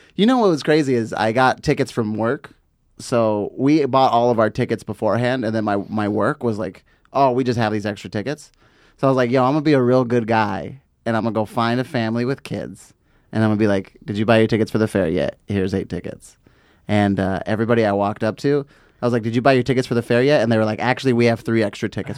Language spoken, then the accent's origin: English; Fontana, California, United States; growing up in Fontana